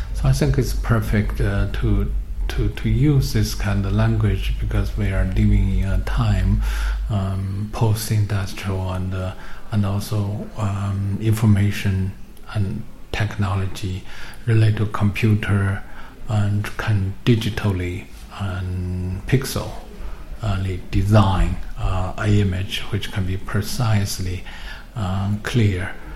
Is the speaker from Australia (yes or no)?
no; China; moved away; I come from China